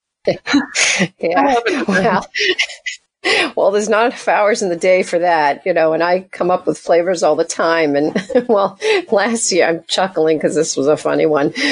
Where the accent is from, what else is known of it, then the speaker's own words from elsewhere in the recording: Portsmouth, New Hampshire, United States; I'm from Portsmouth.